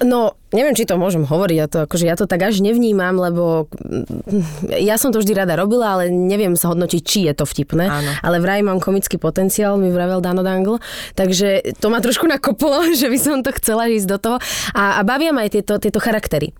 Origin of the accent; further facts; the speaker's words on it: Bratislava, Bratislava Region, Slovakia; ja som dievča z Bratislavy